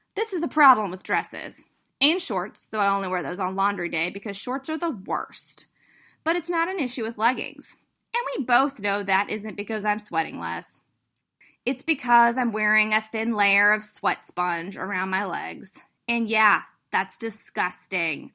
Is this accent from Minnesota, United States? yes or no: no; North Carolina, United States; moved away; I grew up in the South. Yes, North Carolina is still the South.